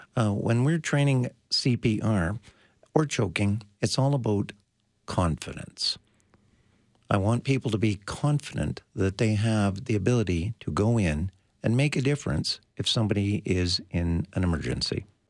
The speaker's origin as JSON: {"language": "English", "country": "Canada", "said": "We are Canadian"}